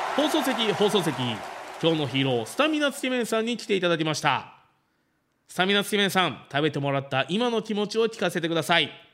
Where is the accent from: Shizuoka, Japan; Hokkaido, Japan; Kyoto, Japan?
Shizuoka, Japan; Fuji; 生まれも育ちも富士市ということで